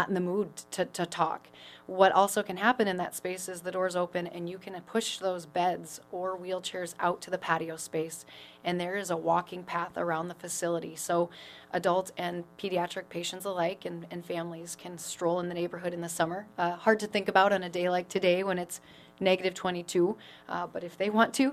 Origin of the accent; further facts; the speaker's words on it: Pierce, Nebraska, United States; moved away as an adult; now in Sioux Falls, United States; I'm from Pierce, Nebraska.